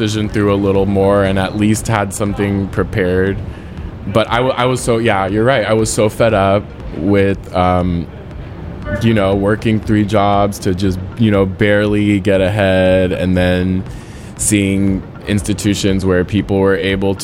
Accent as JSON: {"language": "English", "town": "San Francisco", "region": "California", "country": "United States", "tie": "born or raised there", "said": "growing up in San Francisco, or at my high school"}